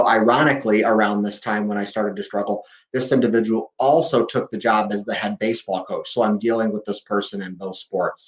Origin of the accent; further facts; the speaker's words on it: Valparaiso, Indiana, United States; I'm from Valparaiso, Indiana, which is right up in the northwest corner, right near Chicago